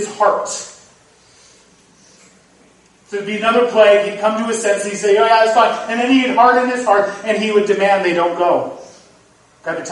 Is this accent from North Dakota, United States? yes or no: yes; North Dakota, United States; now in Iowa, United States; I grew up in North Dakota.